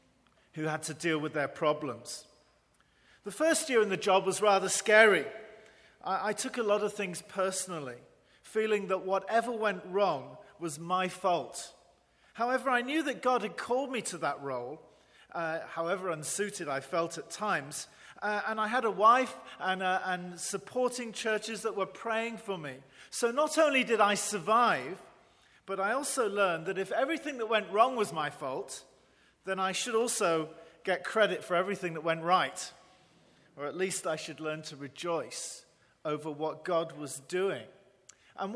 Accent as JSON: {"language": "English", "region": "England", "country": "United Kingdom", "also_born_or_lived": "Northern Ireland", "moved": "as an adult", "lives_now": "Taiwan", "said": "an English Baptist"}